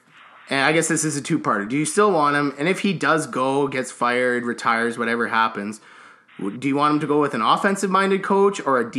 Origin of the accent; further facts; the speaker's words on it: Canada; I came from Canada, I swear.